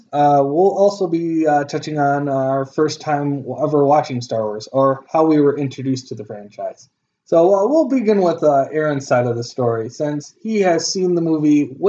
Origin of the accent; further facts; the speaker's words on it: Howard City, Michigan, United States; also born or lived in Grand Rapids, Michigan; I was born in Grand Rapids, Michigan. I was raised in Howard City, Michigan, which is a little north of Grand Rapids. Not by a whole lot. And then I moved back to my birthplace a year after I finished my first year of college.